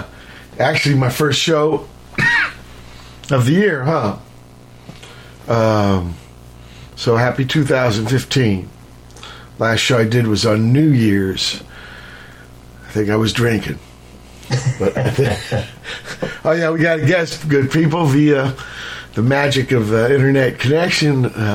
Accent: Virginia, United States; born there; In fact, I was born in Virginia, but I was actually conceived in Chicago.

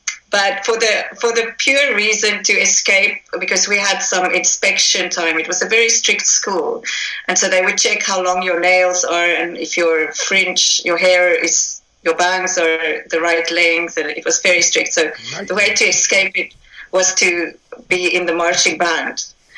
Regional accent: South Africa; moved away as an adult; I'm from South Africa. Okay. I lived there pretty much for the first 26 years of my life.

